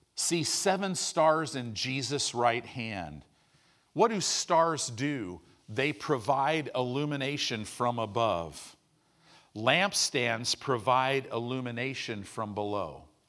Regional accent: United States; we're American Christians.

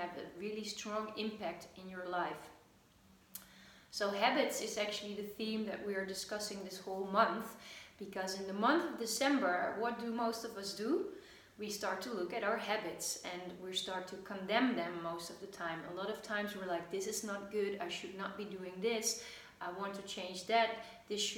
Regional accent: Netherlands; I am from the Netherlands

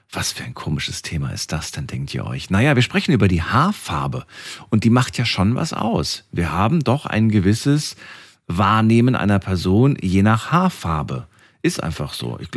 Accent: Mannheim, Baden-Württemberg, Germany; Ich bin aus Mannheim.

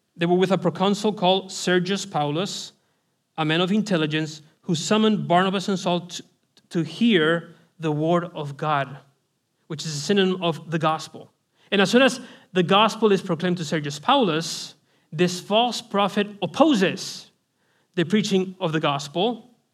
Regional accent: Spain; I'm from Spain, Roman Catholicism

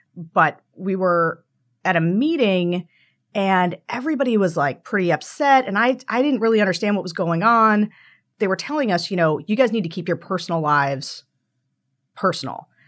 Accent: Pennsylvania, United States; Pennsylvania, my home state

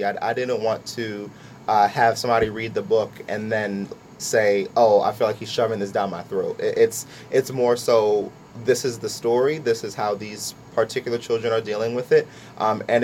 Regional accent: Lawrenceville, United States; I grew up in Lawrenceville for most of my life

